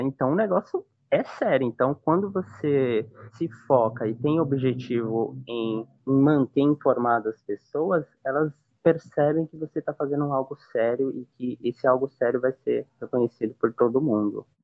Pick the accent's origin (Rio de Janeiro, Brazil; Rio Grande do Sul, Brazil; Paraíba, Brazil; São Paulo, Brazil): São Paulo, Brazil; moved away as an adult; now in Northeast Brazil; eu vim morar aqui faz uns cinco anos, mais ou menos, mas sou de São Paulo, né, original daí